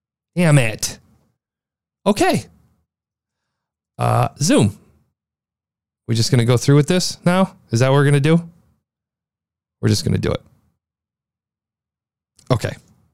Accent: Midwest, United States; accent: Midwest; my Midwest accent.

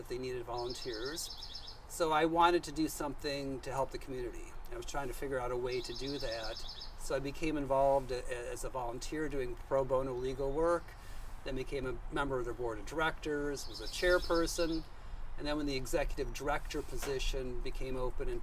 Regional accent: Wisconsin, United States; moved away as an adult; now in Thousand Oaks, United States; I am from Wisconsin.

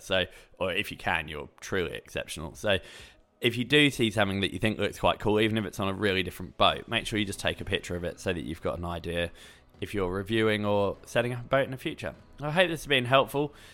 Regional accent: England, United Kingdom; moved away as an adult; now in Australia; I grew up in England, lived there until I was twenty-two, then moved to Australia

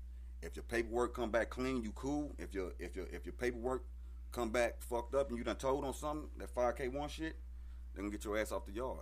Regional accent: Kansas City, United States; moved away; also born or lived in Champaign, Illinois; I'm originally from, I was born in Kansas City, and I had moved to Champaign, Illinois.

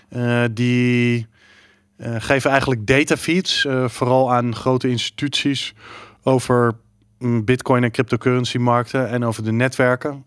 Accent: Texas, United States; moved away; ik ben in Texas opgegroeid zelf

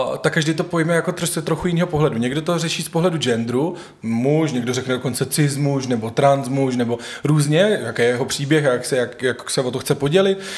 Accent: eastern Bohemia, Czechia; moved away as an adult; now in Prague, Czechia; Žiju v Praze už 8 let, ale původem jsem z venkova, z východních Čech.

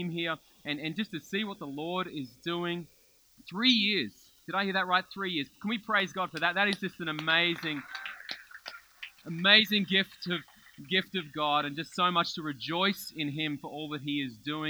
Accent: Melbourne, Victoria, Australia; I grew up in Melbourne, lived in Melbourne my whole life

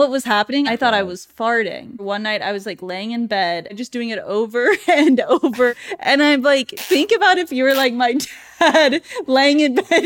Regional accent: Dallas, Texas, United States; I grew up in Lake Highlands in Dallas

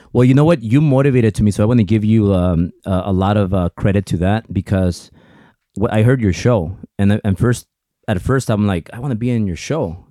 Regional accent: United States; first language Spanish; English is a second language; I'm a very proud Mexican, but I'm also a very proud American because without America, 'cause I was born here, but I'm, my parents are Mexican

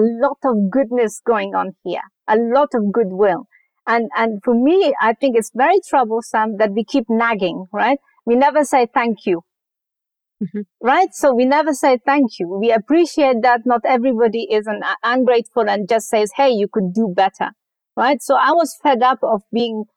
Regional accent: Afghanistan; also born or lived in Germany / United Kingdom; now in California, United States; when I was growing up in Afghanistan and even later in Germany

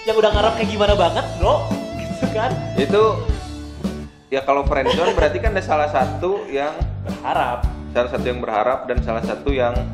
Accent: Java, Indonesia; gue Jawa gue sih adat Jawa cuman gue Jawa tidak terlalu banyak ribet

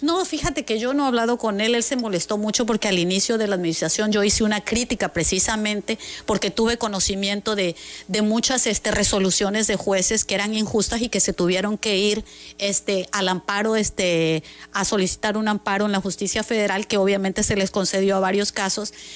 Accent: Mexico; nosotros como mexicanos

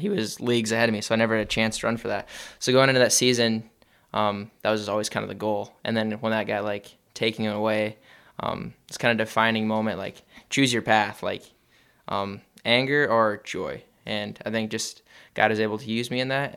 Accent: George, Iowa, United States; moved away; I'm from George, but yeah, we're co-op with George Little Rock.

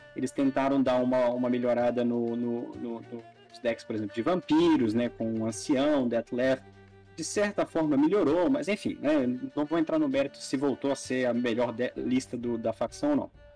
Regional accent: Brazil; nós somos brasileiros

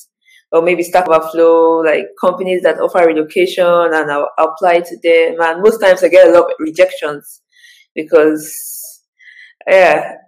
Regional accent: Nigeria; moved away as an adult; now in Sweden; I'm from Nigeria.

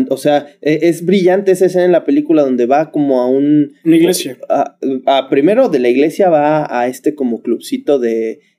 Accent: Mexico; Sí, soy mexicano.

